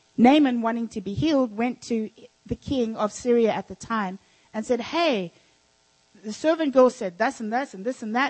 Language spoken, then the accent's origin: English; South Africa; moved away; when I was raised in South, in Africa, I had servants.